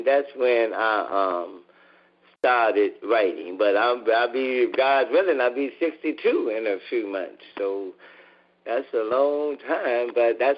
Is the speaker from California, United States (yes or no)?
no; Gary, Indiana, United States; I'm from Gary, and Gary don't have too many things